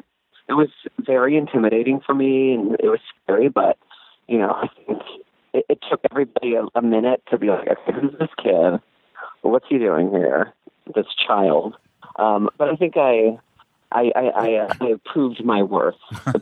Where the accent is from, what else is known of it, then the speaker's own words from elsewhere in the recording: Claremont, California, United States; I grew up in Claremont.